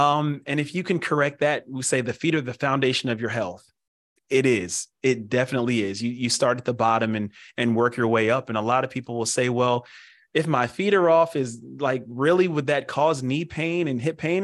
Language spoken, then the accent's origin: English; Pennsylvania, United States; born and raised in Pennsylvania